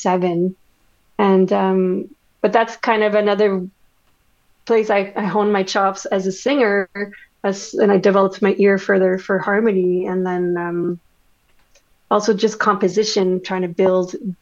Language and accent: English; Winnipeg, Manitoba, Canada; first language French; English is a second language; born and raised in Winnipeg, born in a French family. So, French is my first language.